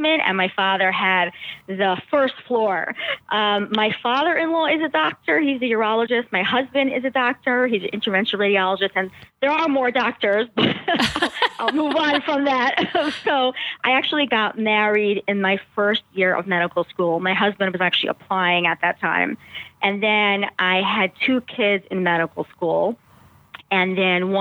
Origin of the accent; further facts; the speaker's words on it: New York City, New York, United States; I grew up in Brooklyn, New York